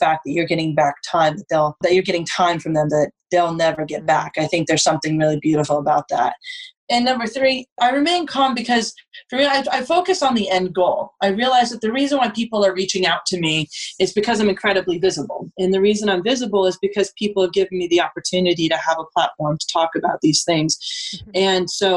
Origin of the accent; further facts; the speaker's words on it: Vermont, United States; moved away; also born or lived in Colorado; I grew up in Vermont.